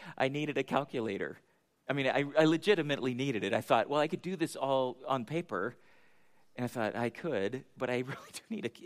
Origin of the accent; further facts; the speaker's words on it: United States; we're American